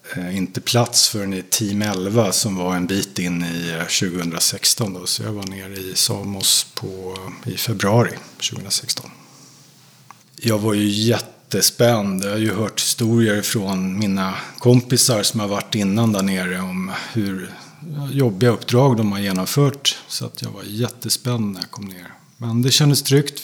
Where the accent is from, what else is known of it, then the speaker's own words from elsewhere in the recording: Sweden; mig som svensk